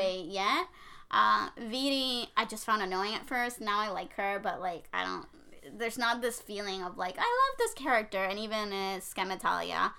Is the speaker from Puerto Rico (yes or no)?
yes; Puerto Rico; I'm from Puerto Rico